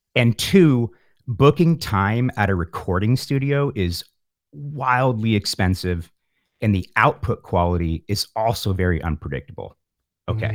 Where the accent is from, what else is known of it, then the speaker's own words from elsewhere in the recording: San Francisco, California, United States; also born or lived in Pacifica, California; I grew up in the San Francisco Bay Area